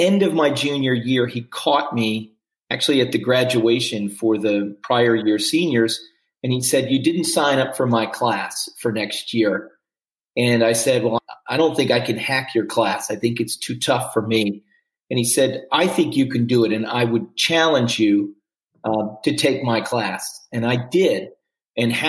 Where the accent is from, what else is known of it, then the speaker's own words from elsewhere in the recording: Washington, District of Columbia, United States; I grew up in Washington, D.C.